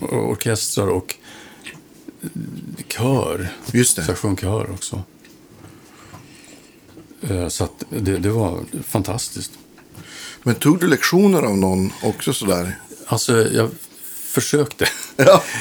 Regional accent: Östersund, Jämtland, Sweden; also born or lived in Kalix / Falun / Avesta / United States; Ähm, vi flyttade en hel del, men på något vis Östersund.

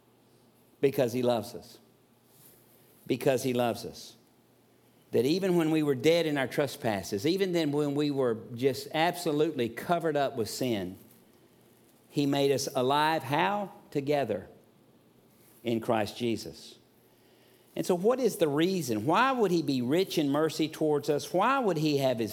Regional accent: the South, United States; Growing up in the South, my parents were Methodists

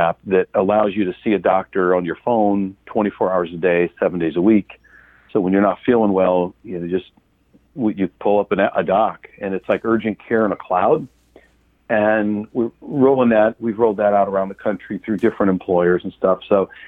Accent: Cleveland, Akron area, Ohio, United States; moved away; I'm from the Cleveland, Akron area, so I sort of grew up on WMMS in the 70s and 80s

